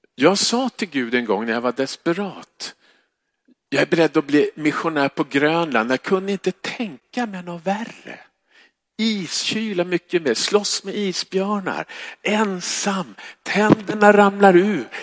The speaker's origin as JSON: {"language": "Swedish", "town": "Stockholm", "region": "Stockholm County", "country": "Sweden", "said": "jag kommer från Stockholm"}